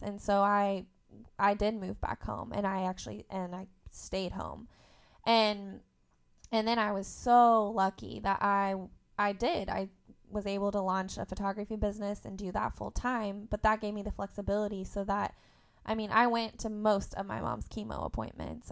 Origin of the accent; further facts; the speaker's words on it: Indiana, United States; also born or lived in Tennessee; I went to school in Tennessee, and I grew up in Indiana